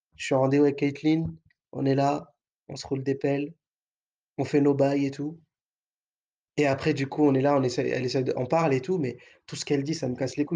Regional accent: France; on est français.

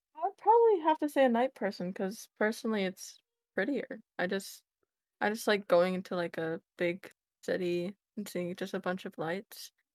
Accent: United States; I'm American

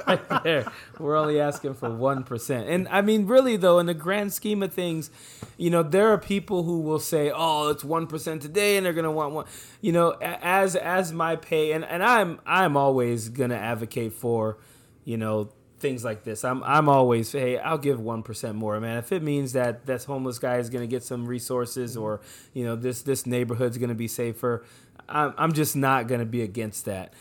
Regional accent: New Orleans, Louisiana, United States; now in Modesto, United States; I grew up in New Orleans, Louisiana

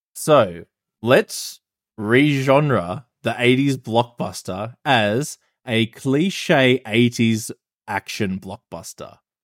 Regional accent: Australia; I'm Australian

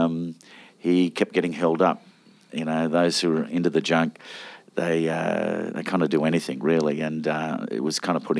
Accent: Sydney, New South Wales, Australia; Western Sydney. We grew up originally in Laylaw Park

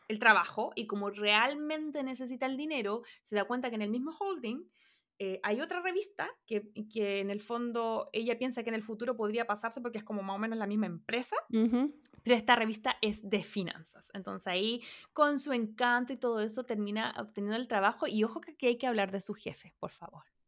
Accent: Santiago, Santiago Metropolitan Region, Chile; Yo soy de Santiago, entonces como que ir al mall era la cosa que nosotros hacíamos eh, con mis compañeros del colegio

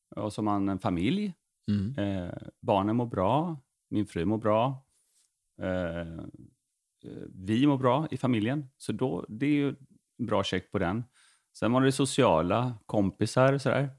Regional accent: Veberöd, Skåne, Sweden; also born or lived in Uppsala; utanför, på Romelåsen heter det, utanför mm. Vebröd

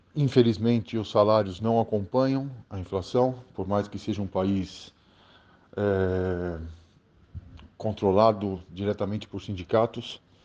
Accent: Brazil; now in Argentina; Sou brasileiro

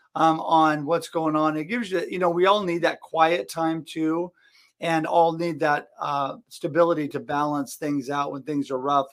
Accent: Oregon, United States; I come from Oregon

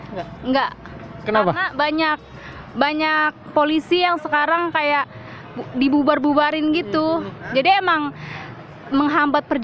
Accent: Ciledug, Banten, Indonesia; Aku dari Sabede, Ciledug.

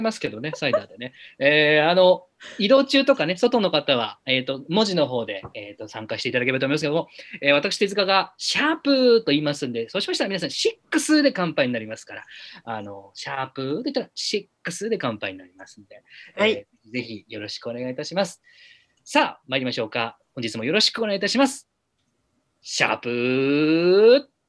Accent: Minami-Alps, Yamanashi, Japan; moved away; 私はあの南アルプス市というあるんだかないんだかわからない町の出身なんですけども

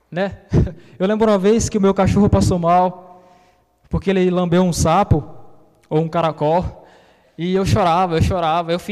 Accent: São Paulo, Brazil; Minha família é baiana. Eu sou paulista.

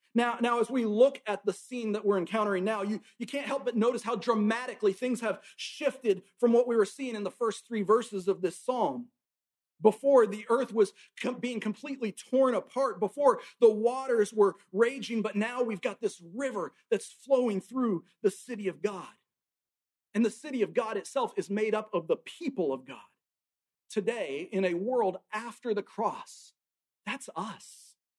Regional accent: Tacoma, Washington, United States; now in Alabama, United States; I grew up up in Tacoma, Washington, and up in Washington state, we have mountains

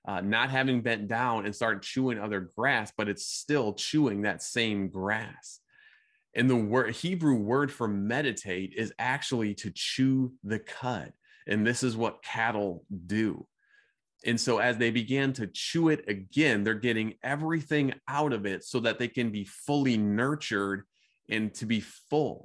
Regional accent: Midwest, United States; growing up in the Midwest

